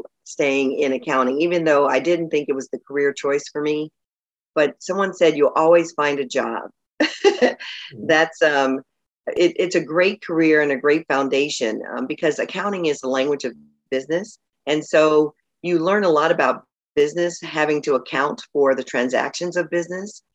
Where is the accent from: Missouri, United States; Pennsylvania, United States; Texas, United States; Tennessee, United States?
Missouri, United States; St. Louis; moved away as an adult; now in Los Angeles, United States; grew up in St. Louis, but I moved to Los Angeles right after college. So I consider LA home.